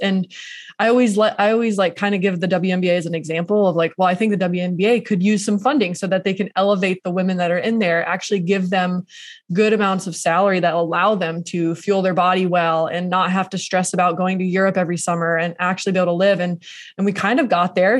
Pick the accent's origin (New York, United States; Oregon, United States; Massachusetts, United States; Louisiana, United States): Oregon, United States; Portland; Portland, my hometown